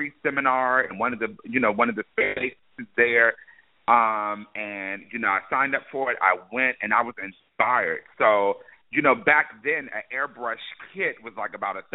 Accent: the DMV, Maryland area, United States; I'm from the Maryland area, the DMV, D.C., Maryland, Virginia area, and that's where I grew up

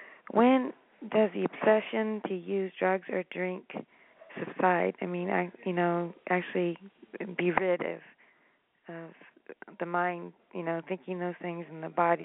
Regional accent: Half Moon Bay, California, United States; I'm from Half Moon Bay.

